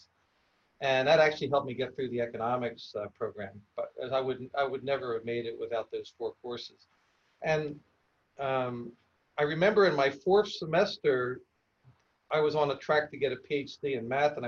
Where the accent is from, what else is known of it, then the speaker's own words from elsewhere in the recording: Philadelphia, Pennsylvania, United States; I grew up in Philadelphia and about 20 blocks from the school